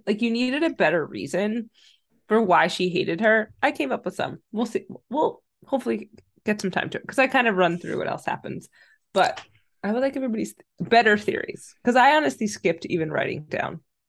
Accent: New Jersey, United States; I'm from New Jersey. I'm from New Jersey.

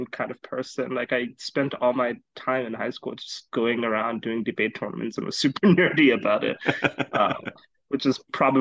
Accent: Botswana; now in United States; I'm originally from Botswana

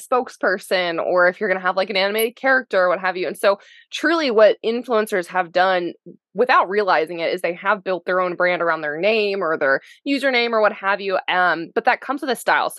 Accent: Lower, Alabama, United States; I am a redneck from Lover, Alabama

